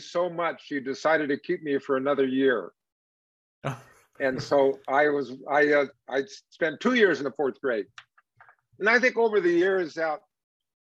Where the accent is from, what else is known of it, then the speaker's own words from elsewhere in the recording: Palm Springs, California, United States; also born or lived in Los Angeles, California; Maybe six or seven, we moved out to Palm Springs